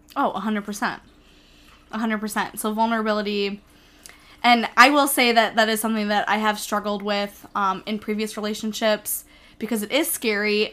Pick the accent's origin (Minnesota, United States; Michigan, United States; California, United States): Minnesota, United States; I'm from Minnesota